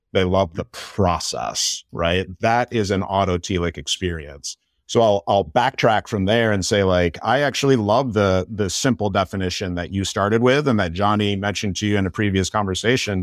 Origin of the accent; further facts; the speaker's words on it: Michigan, United States; I'm born and raised in Michigan